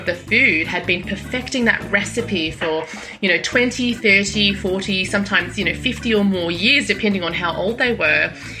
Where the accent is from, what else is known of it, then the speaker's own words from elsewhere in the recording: Sydney, New South Wales, Australia; moved away; also born or lived in London; Yeah, so I grew up in Sydney